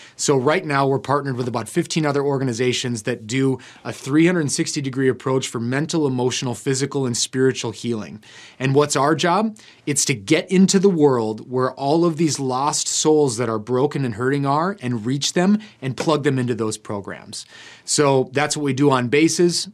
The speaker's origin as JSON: {"language": "English", "country": "United States", "said": "as Americans"}